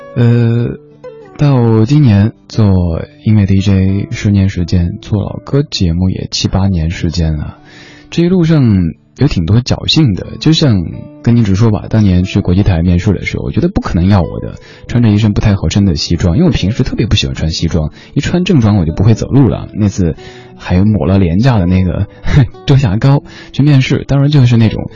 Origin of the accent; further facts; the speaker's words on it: Chengdu, Sichuan, China; also born or lived in Shanghai; 因为很小很小的时候在老家，我们那儿不说普通话的，不管是我小时候生活的成都还是上海，都不讲普通话的，所以自己想讲普通话，就自己偷偷的在那儿学播音员